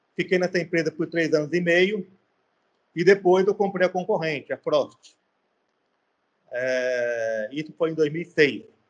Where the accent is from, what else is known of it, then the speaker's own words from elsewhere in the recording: São Paulo, Brazil; moved away as an adult; now in Fortaleza, Brazil; sou paulista, tenho 51 anos